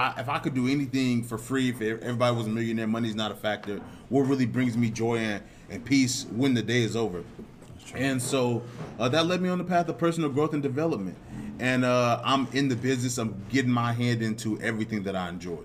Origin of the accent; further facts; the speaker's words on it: Indianapolis, Indiana, United States; I'm from Indianapolis, Indiana. I went to Warren Central High School